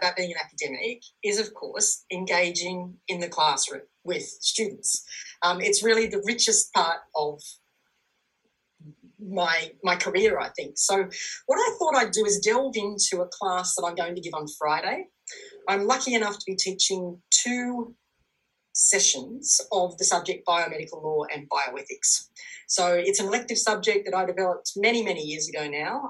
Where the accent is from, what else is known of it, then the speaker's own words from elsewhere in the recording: Nelson Bay, New South Wales, Australia; also born or lived in Hunter Valley; I'm from the Hunter Valley and I often drive up north on the highway, I was born in Nelson Bay